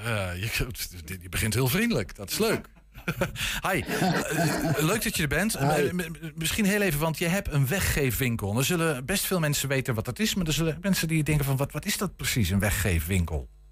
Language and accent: Dutch; Netherlands; Ik ben gewoon een Hollander